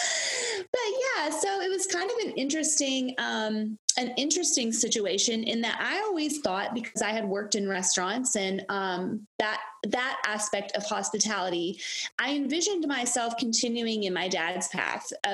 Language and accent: English; Gatlinburg, Tennessee, United States; also born or lived in Knoxville, Tennessee; I was born and raised in Gatlinburg, Tennessee.